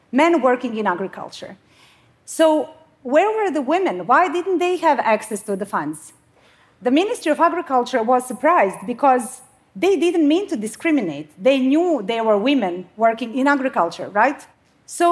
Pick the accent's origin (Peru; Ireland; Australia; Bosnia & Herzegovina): Bosnia & Herzegovina; now in Sweden; So I come from Bosnia. I mean, I live in Sweden now